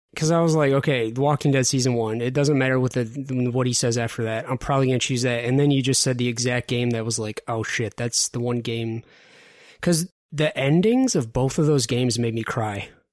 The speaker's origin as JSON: {"language": "English", "town": "Detroit", "region": "Michigan", "country": "United States", "said": "I'm from the Detroit area"}